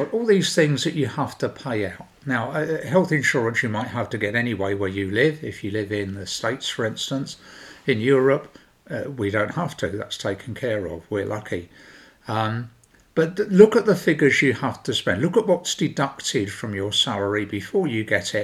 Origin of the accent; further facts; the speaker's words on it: London, United Kingdom; I'm from South London